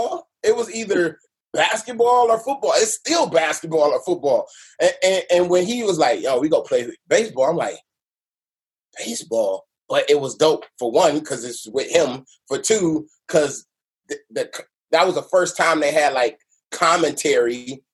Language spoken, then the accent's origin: English; Detroit, Michigan, United States; also born or lived in Los Angeles / Grand Rapids; I was born in Detroit, 2 months old. My mom took my ass away from my damn crazy ass daddy